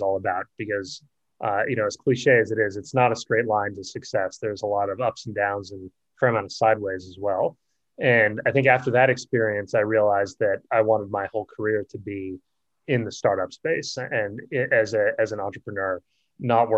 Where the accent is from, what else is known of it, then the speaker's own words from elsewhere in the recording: Boston, Massachusetts, United States; moved away as an adult; also born or lived in California; I grew up in Boston and stayed there for 18 years